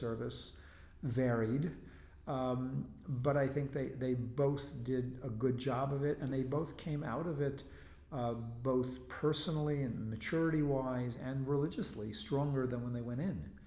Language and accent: English; United States; moved away as an adult; also born or lived in Israel; now in Jerusalem, Israel; when I was growing up, there was a draft in the United States